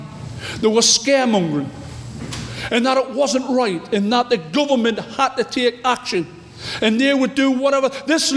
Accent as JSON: {"language": "English", "region": "North East England", "country": "United Kingdom", "said": "I'm from the North East"}